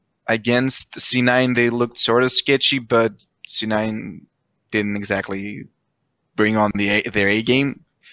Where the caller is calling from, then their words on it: Greece; I'm calling from Greece.